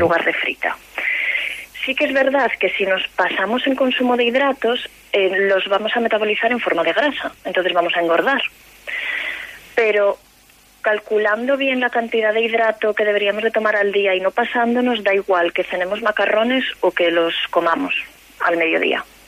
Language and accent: Spanish; Galicia, Spain; Como buena gallega